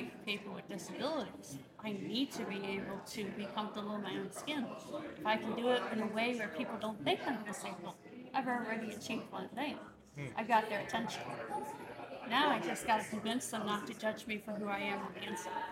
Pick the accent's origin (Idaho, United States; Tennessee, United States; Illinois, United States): Idaho, United States; I come from Idaho, a place where it's a neighborly, nice thing